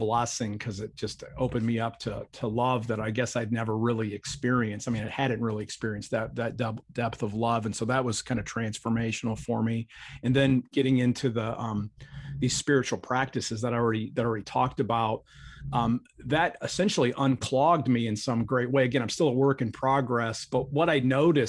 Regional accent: Akron, Ohio, United States; I grew up in Akron, Ohio

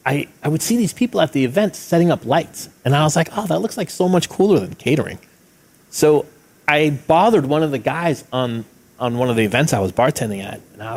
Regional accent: Long Island, New York, United States; moved away as an adult; now in San Francisco, United States; I grew up in New York, you know, so like I was used to like a certain amount of excitement.

